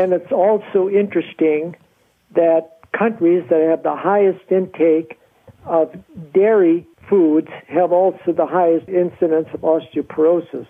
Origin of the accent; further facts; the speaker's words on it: North Dakota, United States; I was born and raised in North Dakota.